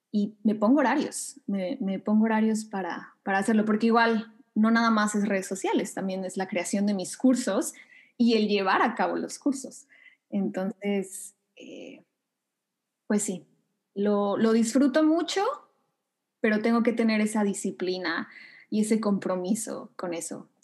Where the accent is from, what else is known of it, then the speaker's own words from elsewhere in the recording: Mexico City, Mexico; moved away as an adult; also born or lived in Thailand; now in Canada; Sí, soy mexicana, soy de la Ciudad de México, pero ya tiene casi cinco años que no vivo ahí